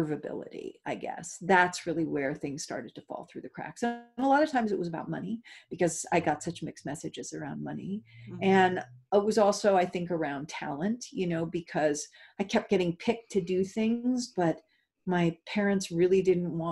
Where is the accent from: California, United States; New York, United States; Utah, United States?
California, United States; Los Angeles; I grew up in Hollywood